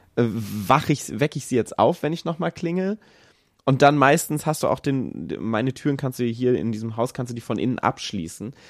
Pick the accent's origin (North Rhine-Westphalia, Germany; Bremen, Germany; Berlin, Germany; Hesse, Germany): Hesse, Germany; Kassel; moved away; ich komme ursprünglich aus Kassel